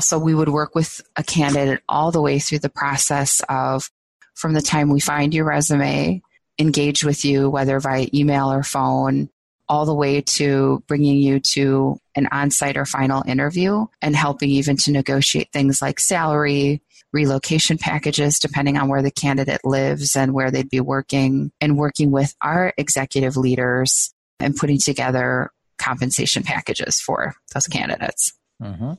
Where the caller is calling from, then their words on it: Minneapolis, Minnesota, United States; I'm calling from from Minneapolis